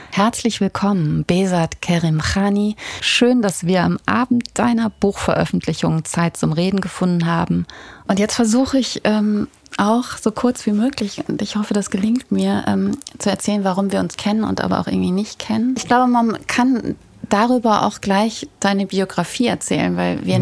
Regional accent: Ruhr area, North Rhine-Westphalia, Germany; Kommen wir doch beide aus dem Pott

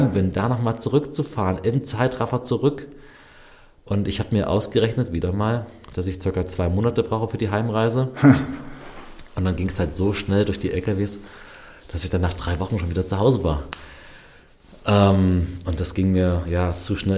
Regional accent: Germany; wo kommst du her? Deutschland

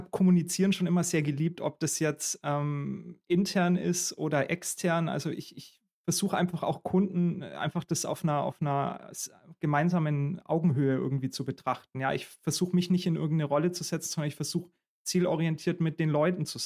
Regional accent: Augsburg, Bavaria, Germany; now in Berlin, Germany; Eher der Kulturschock war dann so ein bisschen nach Berlin zu kommen. Ich komme ja ursprünglich aus Augsburg.

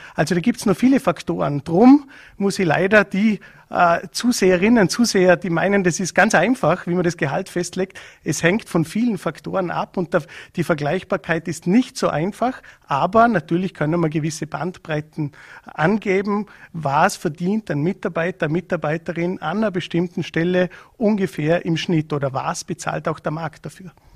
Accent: Vorarlberg, Austria; bei uns in Vorarlberg

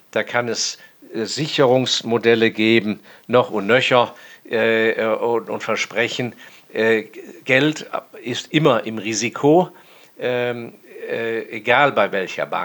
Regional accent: Hong Kong; Und ich bin äußerst dankbar, dass ich in meiner Jugend in Hongkong aufgewachsen bin, weil mein Vater da auf Posten war.

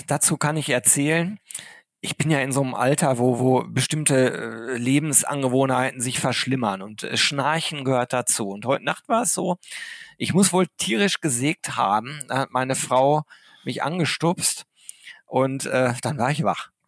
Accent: Arnsberg, North Rhine-Westphalia, Germany; ich bin im Sauerland groß geworden, in Arnsberg.

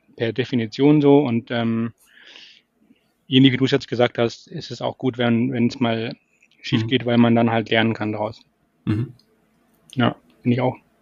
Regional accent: Munich, Bavaria, Germany; ich komme eigentlich aus München

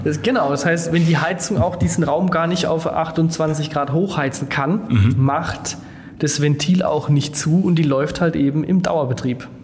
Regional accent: Germany; als Deutsche beziehungsweise als Europäer

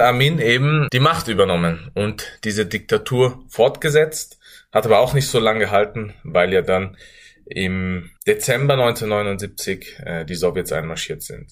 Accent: Innsbruck, Tyrol, Austria; ich in Österreich geboren und aufgewachsen bin

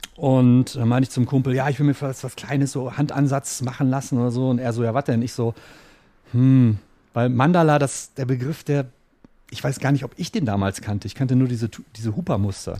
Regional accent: Ruhr area, North Rhine-Westphalia, Germany; moved away; ich komme ja selber aus dem Ruhrpott oder habe damals im Ruhrpott gelebt

